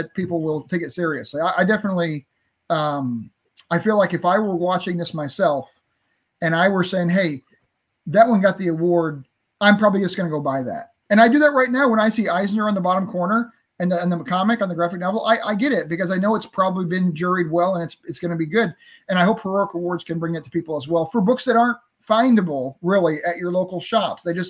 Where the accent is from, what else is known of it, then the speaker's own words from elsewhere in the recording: St. Louis, Missouri, United States; I'm from St. Louis area here